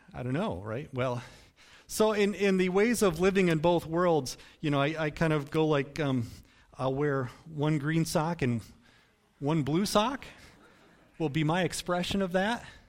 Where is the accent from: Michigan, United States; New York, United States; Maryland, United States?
Michigan, United States; even though I've lived in some different places around the country, I, I was born here in Michigan